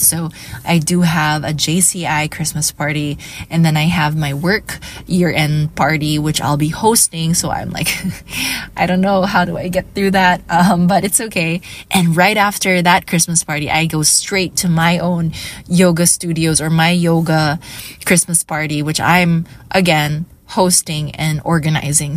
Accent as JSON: {"language": "English", "town": "Iloilo City", "region": "Western Visayas", "country": "Philippines", "said": "I am from Iloilo City"}